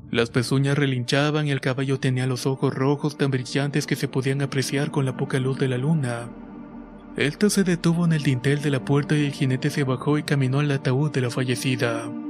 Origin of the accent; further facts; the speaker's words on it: Altamira, Tamaulipas, Mexico; Soy de Altamira, Tamaulipas y todo comienza dos meses antes de que mi esposa diera luz a mi primer hijo.